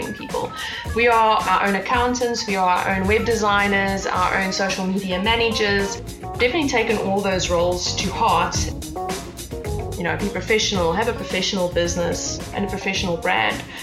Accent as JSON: {"language": "English", "town": "Port Elizabeth", "region": "Eastern Cape", "country": "South Africa", "tie": "born or raised there", "moved": "as an adult", "lives_now": "Johannesburg, South Africa", "said": "in 2011, we moved from Port Elizabeth, my hometown, to Johannesburg"}